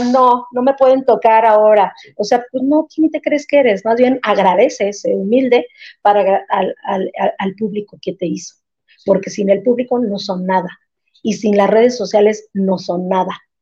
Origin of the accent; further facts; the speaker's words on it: Mexico; yo como mexicana